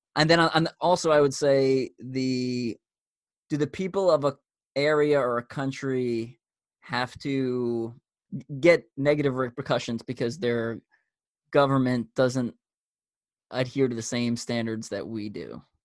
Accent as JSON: {"language": "English", "area": "Long Island", "region": "New York", "country": "United States", "tie": "born or raised there", "said": "I grew up on Long Island, New York, which I'm I'm pretty sure a lot of people can tell by my accent"}